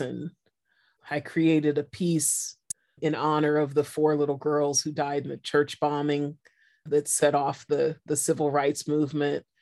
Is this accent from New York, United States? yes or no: no; San Francisco, California, United States; I'm a city kid mm-hmm. and I'm from San Francisco